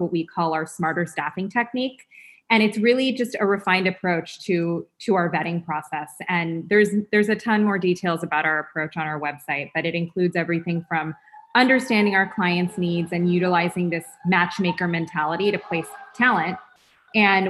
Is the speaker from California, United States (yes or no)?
yes; Los Angeles, California, United States; I'm born and raised in Los Angeles, started my career as a personal and executive assistant